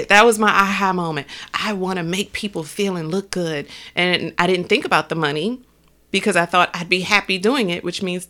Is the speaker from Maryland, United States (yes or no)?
yes; Baltimore, Maryland, United States; also born or lived in New Jersey; I was in New Jersey. I'm from Baltimore. I was in New Jersey in this relationship about 7 years.